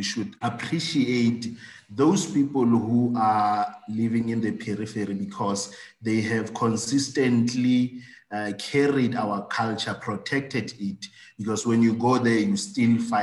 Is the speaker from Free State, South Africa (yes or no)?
yes; Parys, Free State, South Africa; I'm based in my hometown of Tumahole in Paris. It's in the Free State